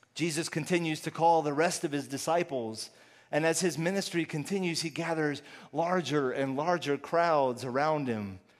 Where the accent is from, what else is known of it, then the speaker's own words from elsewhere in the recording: Houston, Texas, United States; also born or lived in Austin; I'm originally from Houston